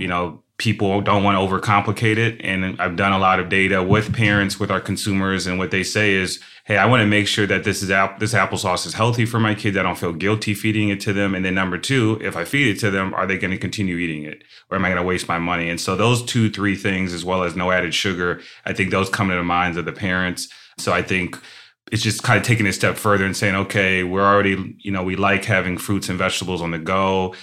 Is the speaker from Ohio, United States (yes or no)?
yes; Shaker Heights, Ohio, United States; I'm from Shaker Heights, Ohio